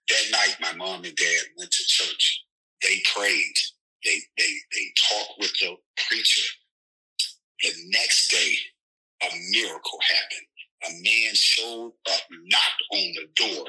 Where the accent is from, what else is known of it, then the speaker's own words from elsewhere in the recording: Racine, Wisconsin, United States; now in San Antonio, United States; I am originally from Racine, Wisconsin.